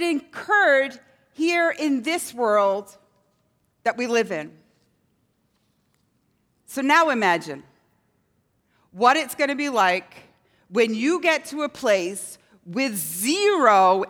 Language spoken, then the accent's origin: English; Scotland, United Kingdom; I lived in a town growing up in Scotland where nobody locked their doors.